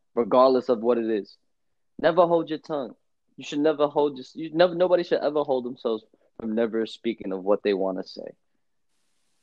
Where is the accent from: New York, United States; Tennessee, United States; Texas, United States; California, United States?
New York, United States; you're from New York. Mm-hmm. Yeah, I am